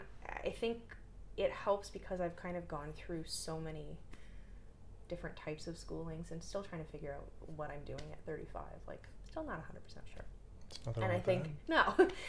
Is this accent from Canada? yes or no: yes; Toronto, Ontario, Canada; moved away as an adult; I'm originally from Toronto and I moved out here in 2016 to work for a university